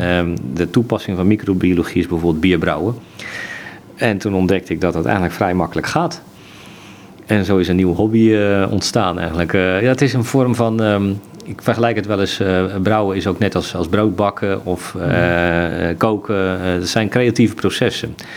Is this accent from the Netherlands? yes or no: yes; Zeeland, Netherlands; ik ben geboren in Zeeland